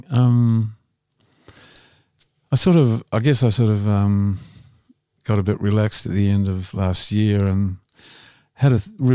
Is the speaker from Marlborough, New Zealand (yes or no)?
yes; Blenheim, Marlborough, New Zealand; moved away as an adult; also born or lived in Wellington, New Zealand / Melbourne, Australia / Sydney, Australia; I was born in Blenheim.